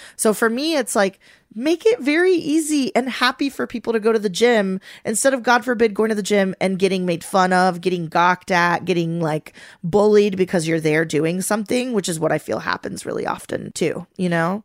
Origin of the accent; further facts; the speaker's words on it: Venezuela; moved away; growing up in Venezuela, my favorite telenovela growing up was called Mi Gorda Bella